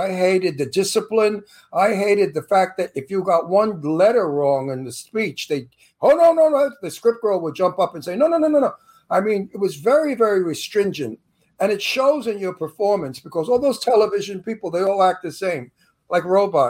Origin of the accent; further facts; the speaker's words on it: New York City, New York, United States; accent: Brooklyn; also born or lived in Long Island; now in Palm Springs, United States; But I'm from Brooklyn. They hire me to play a Brooklyn mafia all the time because I look like one, I sound like one.